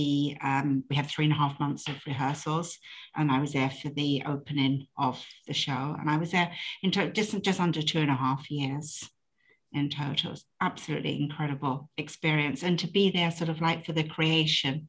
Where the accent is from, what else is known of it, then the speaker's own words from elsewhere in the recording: United Kingdom; I'm British